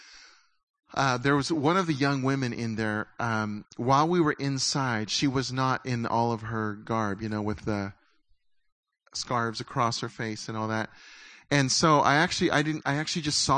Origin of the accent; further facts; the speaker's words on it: United States; as American Christians